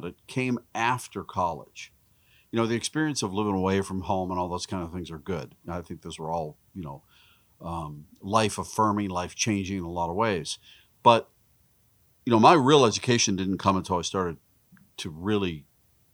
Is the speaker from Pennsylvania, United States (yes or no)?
yes; Pittsburgh, Pennsylvania, United States; we grew up in Pittsburgh, just outside of Pittsburgh.